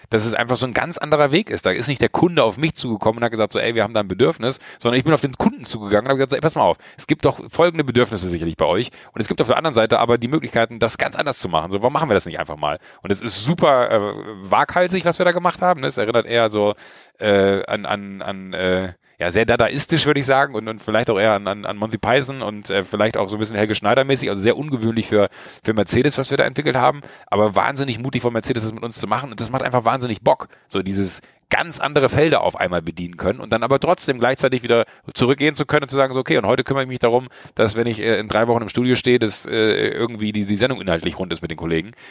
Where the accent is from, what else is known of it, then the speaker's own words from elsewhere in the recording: Schwalmtal, North Rhine-Westphalia, Germany; ich bin in Schweimtal groß geworden, ich bin ein kleiner Junge vom Dorf